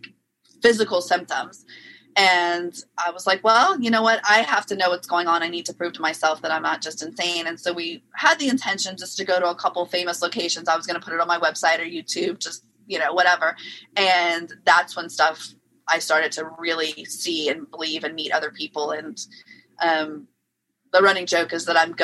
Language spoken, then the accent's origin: English; New Orleans, Louisiana, United States; moved away; I'm originally from New Orleans, Louisiana